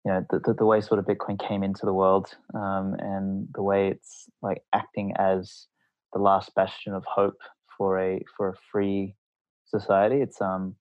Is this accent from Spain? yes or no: no; Australia; I'm from Australia